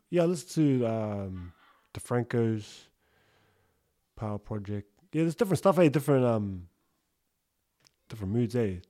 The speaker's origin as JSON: {"language": "English", "country": "Australia", "said": "I listen to an Aussie one because I'm Aussie as well."}